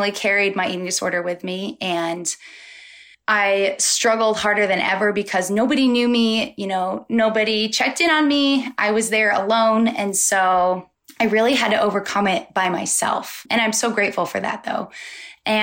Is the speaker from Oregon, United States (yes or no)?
yes; Molalla, Oregon, United States; I'm from Portland, Oregon, but I'm actually from a small town about 40 minutes south of Portland. It's called Molalla. It's a really small country town. And I grew up in the boonies outside of Molalla